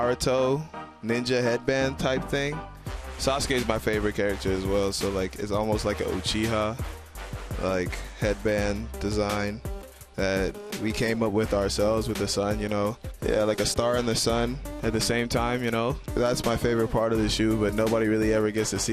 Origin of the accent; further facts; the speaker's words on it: Bahamas; I'm from the Bahamas